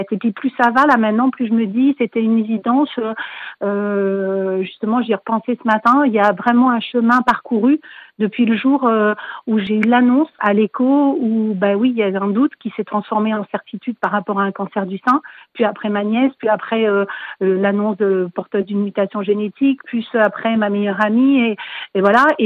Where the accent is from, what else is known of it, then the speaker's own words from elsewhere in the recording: Libourne, Nouvelle-Aquitaine, France; Sur la région libournaise, moi je suis de Libourne, j'ai identifié un peu un besoin parce qu'on est à 30 km de Bordeaux